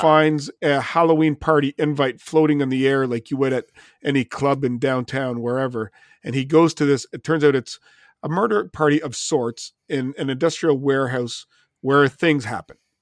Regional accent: Canada; being a Canadian

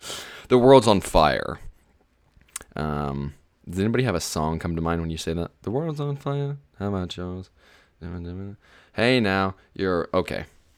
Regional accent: Arizona, United States; I'm from Arizona. I went to school in Wyoming.

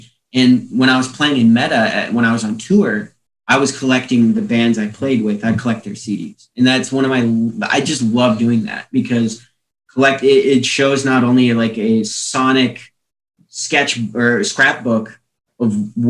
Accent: La Crosse, Wisconsin, United States; born there; I've lived in almost every city in a bigger city in the state at this point. I was born in La Crosse originally, and we just kind of moved around a lot.

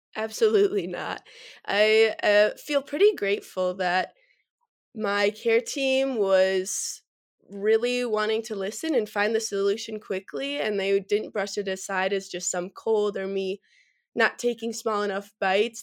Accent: Verona, Wisconsin, United States; moved away as an adult; now in Fort Collins, United States; I'm originally from Verona, Wisconsin, which is just about ten minutes outside of Madison

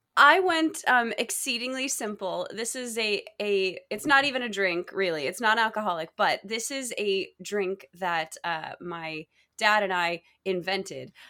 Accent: Texas, United States; also born or lived in Michigan; I was born in Michigan, but I lived in Texas for the majority of my growing up years

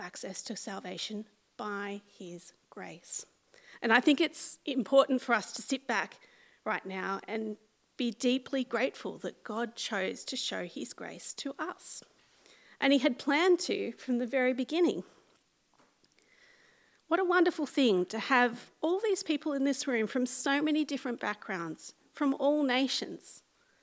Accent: central west of New South Wales, Australia; accent: small town accent; moved away as an adult; now in Sydney, Australia; I left my family home in a quiet country town of the central west of New South Wales, and I moved 5 hours' drive to live in Western Sydney

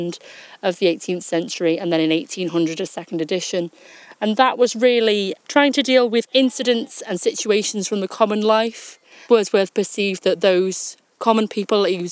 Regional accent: Liverpool, North West England, United Kingdom; I'm actually from Liverpool. That's where I sort of live at the moment

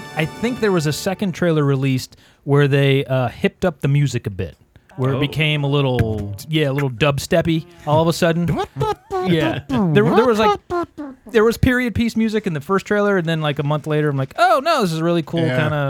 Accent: Ohio, United States; moved away; I'm from Ohio

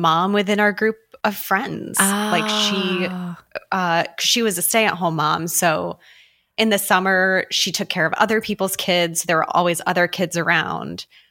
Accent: just outside of Albany, New York, United States; I grew up just outside of Albany

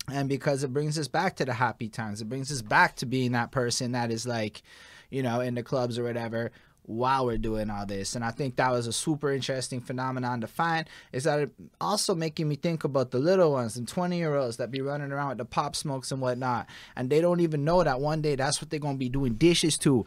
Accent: Montreal, Quebec, Canada; So we come from Montreal.

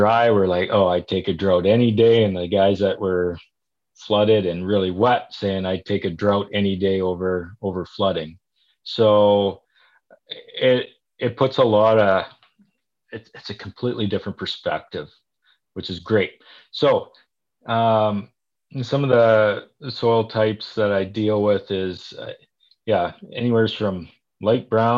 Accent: Saskatchewan, Canada; moved away as an adult; now in Calgary, Canada; I'm originally from Saskatchewan

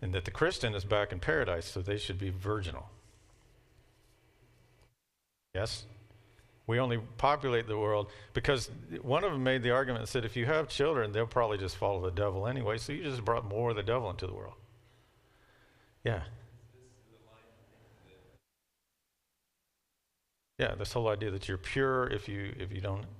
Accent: Kentucky, United States; I'm from Kentucky.

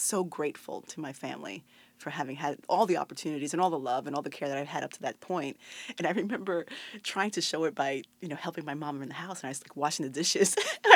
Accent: Puerto Rico; moved away as an adult; also born or lived in New York City; I was actually coming from Puerto Rico.

